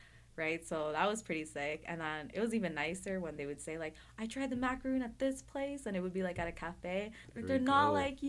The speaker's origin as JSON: {"language": "English", "country": "Philippines", "said": "So like I'm Filipino"}